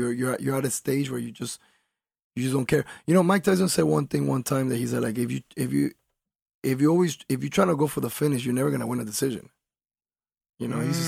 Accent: Colombia; now in Miami, United States; I was raised in Colombia. I wasn't born there.

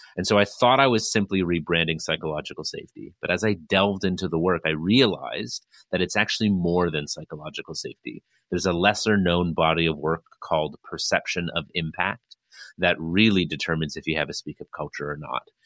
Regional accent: Toronto, Ontario, Canada; I hail from Toronto, Ontario, Canada

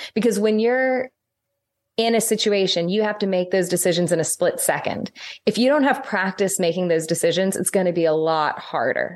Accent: St. Louis, Missouri, United States; now in Northern Ireland, United Kingdom; I live in Northern Ireland now. This is a post-complex society. Um, it is different cultural, social, and political context than where I grew up in Saint Louis.

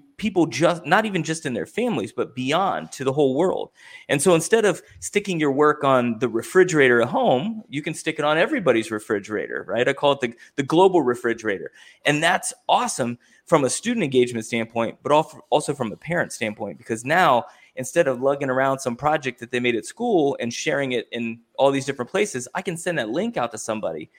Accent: Ohio, United States; I'm from Ohio.

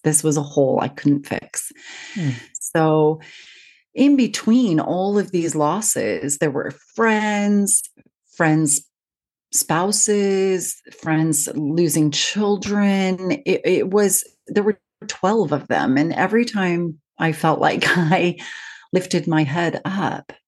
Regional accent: Seattle, Washington, United States; now in United Kingdom; I live in the UK, but I'm from Seattle

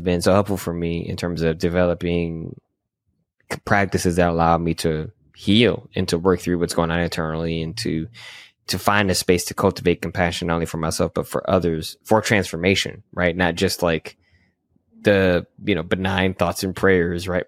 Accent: Michigan, United States; I grew up in Michigan

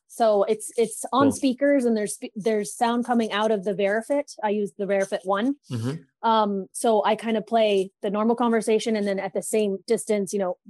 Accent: Thousand Oaks, California, United States; In Thousand Oaks, California.

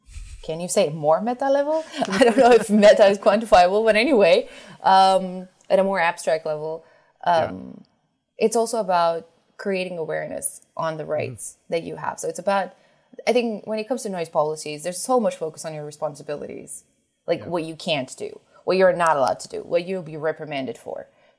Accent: New York City, New York, United States; Like I grew up in a city, you know, I grew up in New York City.

